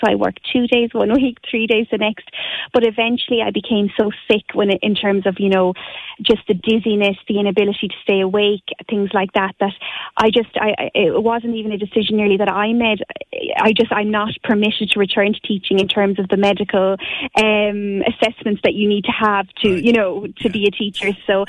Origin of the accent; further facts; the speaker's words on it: Moycullen, Connacht, Ireland; I'm originally from Mycullough in Galway